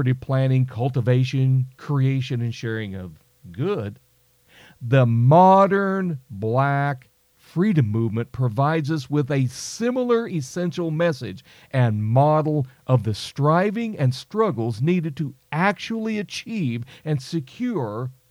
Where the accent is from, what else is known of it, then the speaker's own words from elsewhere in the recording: United States; I'm an American